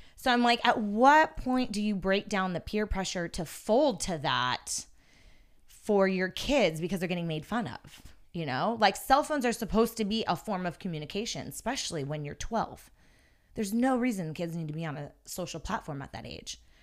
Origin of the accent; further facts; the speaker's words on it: Yosemite National Park, California, United States; I grew up in Yosemite National Park. in the actual park itself